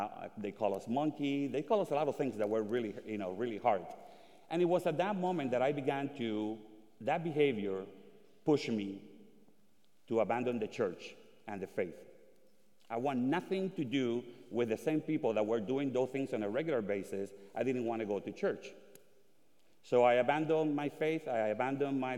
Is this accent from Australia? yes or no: no; Dominican Republic; moved away; also born or lived in Puerto Rico; I was born in the Dominican Republic during the USA invasion of 1965.